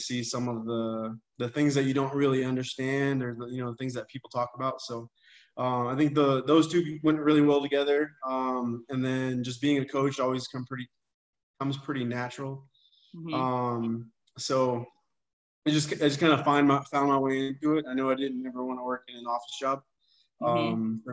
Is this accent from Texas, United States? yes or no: yes; Texas, United States; growing up in Texas